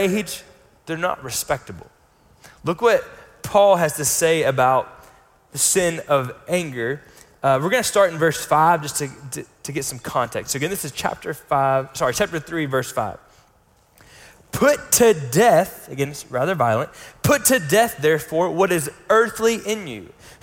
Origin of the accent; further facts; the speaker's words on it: United States; where we grew up in the States